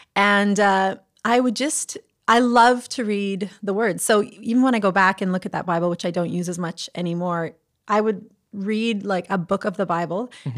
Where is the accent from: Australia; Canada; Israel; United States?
Canada; the Prairies; I am a prairie girl at heart